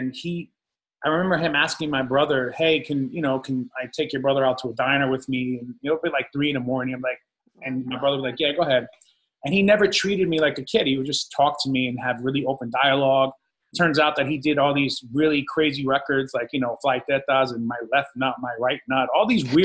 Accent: New Jersey, United States; also born or lived in Belleville, New Jersey / Newark, New Jersey / New York; I grew up in central Jersey and in New York, back and forth

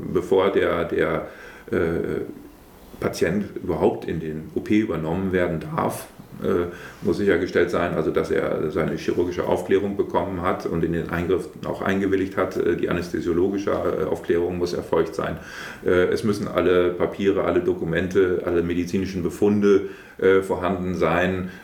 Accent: Brake, Lower Saxony, Germany; stamme ich hier aus Prag, ich bin hier geboren, äh, ich wohne auch hier und äh, fühle mich hier insgesamt äh, sehr wohl, also in Prag, in der Wesermarsch

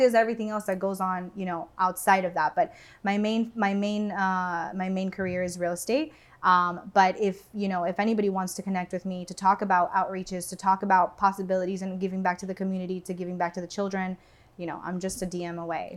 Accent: Doral, Florida, United States; also born or lived in Venezuela; I grew up in Doral

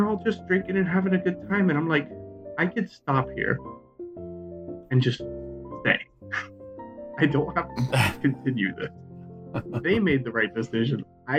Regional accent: South Florida, United States; And I'm from South Florida.

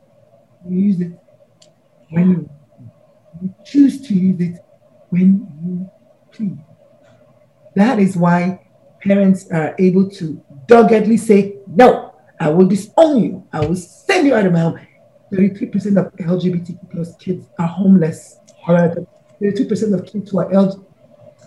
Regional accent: Nigeria; I'm a Nigerian woman

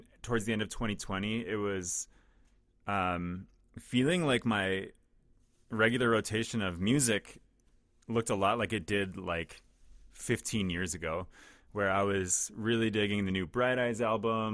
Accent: southern Minnesota, United States; now in Twin Cities, United States; Even in southern Minnesota, crazy, where I'm from, like rural areas

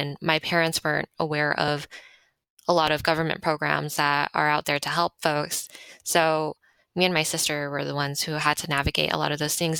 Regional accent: Monterey Park, California, United States; also born or lived in Los Angeles; I was born in Monterey Park.

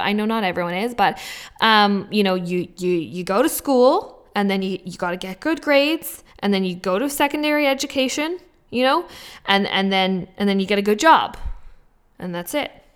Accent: Vancouver, British Columbia, Canada; moved away; also born or lived in Australia; I come from Vancouver

